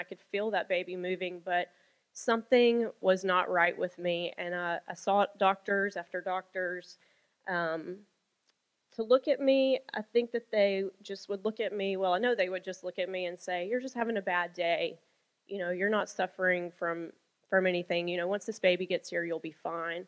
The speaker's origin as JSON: {"language": "English", "town": "Birmingham", "region": "Alabama", "country": "United States", "tie": "born or raised there", "moved": "as an adult", "said": "I was born on a warm June day in Birmingham, Alabama, to my parents who are still married and still living. Praise God for that. And I was a strawberry blonde, the middle of 3 children. And I was born and raised in Alabama."}